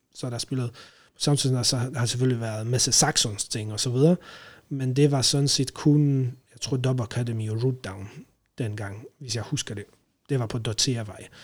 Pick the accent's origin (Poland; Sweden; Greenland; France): Poland; Danish is a second language; moved away as an adult; now in Denmark; jeg kommer fra Polen, original. Øh, har været i Danmark siden øh, 2008